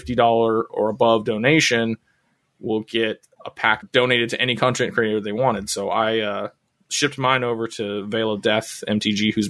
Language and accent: English; Southern California, United States; another local SoCal boy like myself